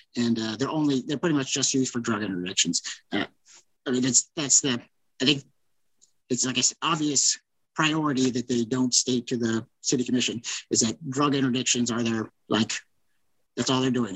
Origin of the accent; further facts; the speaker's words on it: Lawrence, Kansas, United States; growing up in Lawrence